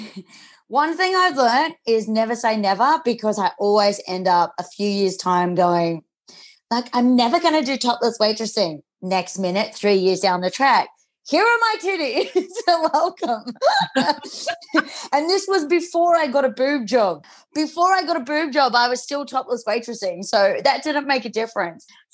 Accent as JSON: {"language": "English", "town": "Newcastle", "region": "New South Wales", "country": "Australia", "tie": "born or raised there", "also_born_or_lived": "Sydney / Mexico", "said": "I grew up in Newcastle."}